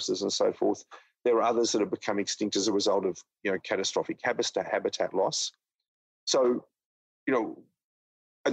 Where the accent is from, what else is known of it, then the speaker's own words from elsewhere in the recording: Australia; my home country of Australia